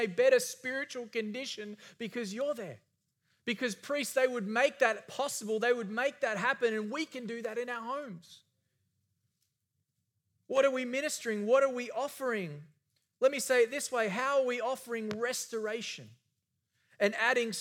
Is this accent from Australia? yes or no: yes; Australia; moved away; I grew up in Australia.